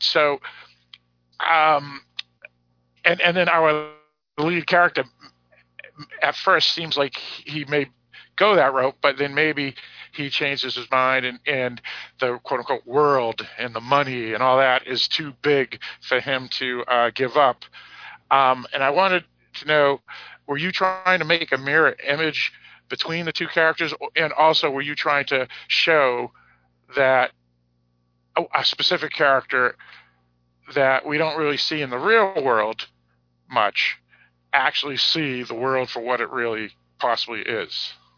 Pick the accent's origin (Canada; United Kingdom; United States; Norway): United States; I'm American.